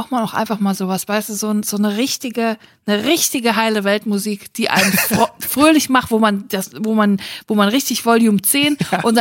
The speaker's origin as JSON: {"language": "German", "town": "Bietigheim-Bissingen", "region": "Baden-Württemberg", "country": "Germany", "said": "Ich komme aus Bietigheim. Bissingen"}